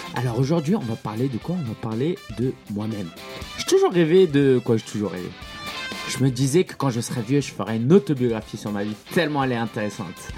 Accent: France; also born or lived in China; je suis né en France dans une famille chinoise et en fait à la maison c'était pas mal la Chine

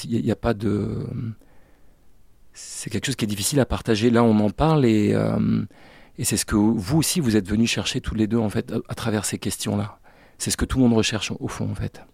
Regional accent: Brest, Brittany, France; je suis originaire de la Bretagne, du bout de la Bretagne, le Finistère, là où je suis né, à Brest très exactement

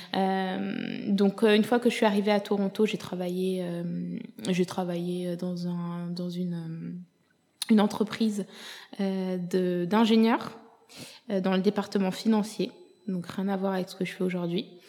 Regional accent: France; moved away as an adult; also born or lived in Ethiopia / Senegal / Canada; je suis venue m'installer en France à l'âge de 7 ans jusqu'à mes 23 euh, ans

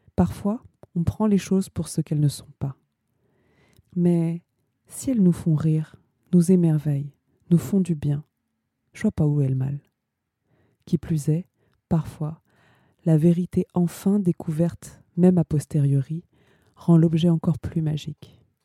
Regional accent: Ivry-sur-Seine, Île-de-France, France; now in Paris, France; je suis née à Ivry-sur-Seine. Je vis à Paris

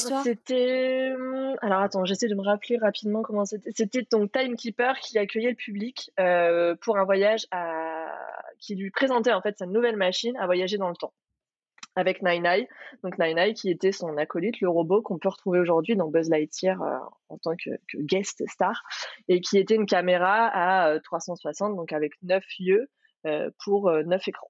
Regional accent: France; chez nous en France

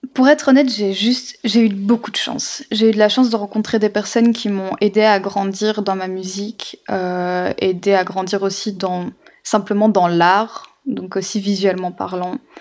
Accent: Belgium; je vis en Belgique, donc enfin je suis belge

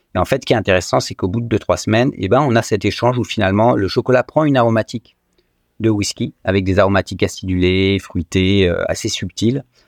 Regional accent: France; je suis français, donc né en France, avec euh, la chance finalement, quand on est natif de ce beau pays

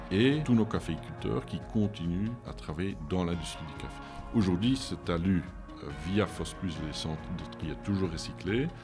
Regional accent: Leuven, Flanders, Belgium; French is a second language; also born or lived in Lille, France; je suis né à Leuven, euh, je suis flamand d'origine

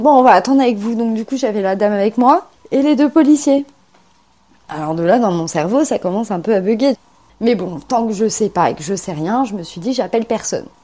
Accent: France; also born or lived in Poitiers / Orléans / Eure-et-Loir; moi, je suis française

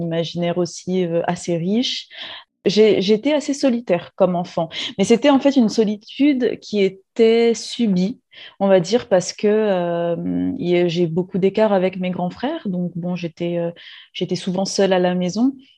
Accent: Réunion; moved away as an adult; also born or lived in metropolitan France; je suis réunionnaise, je vis actuellement euh, à La Réunion

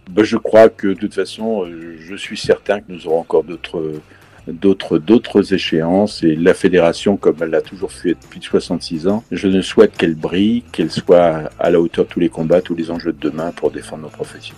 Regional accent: Nantes, Pays de la Loire, France; je suis nantais

